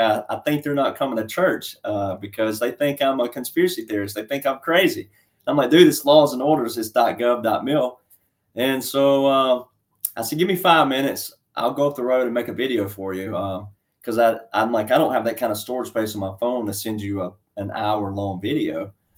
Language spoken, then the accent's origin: English; Alabama, United States; born there; So I'm just a small town country boy, cowboy, fifth generation farm boy. And I was born in Alabama and I've lived in 9 states.